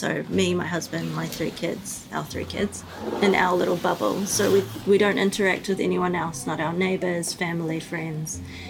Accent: North Island of New Zealand, New Zealand; moved away as an adult; also born or lived in Chicago, United States; now in Dunedin, New Zealand; I was born and raised in the North Island of New Zealand and moved to Chicago when I was 19 after I got married. And we now live in the deep south of New Zealand in Dunedin.

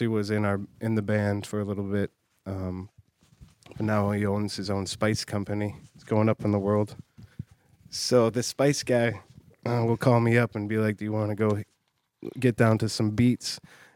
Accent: Batavia, Illinois, United States; now in Chicago, United States; Batavia, Illinois

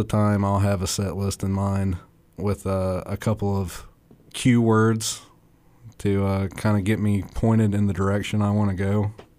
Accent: East Limestone, Alabama, United States; East Limestone, Alabama. Born in Athens and went to school in East Limestone.

